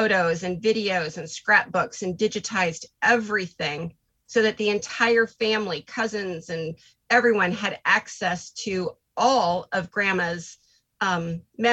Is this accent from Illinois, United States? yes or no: no; Iowa, United States; I am from Iowa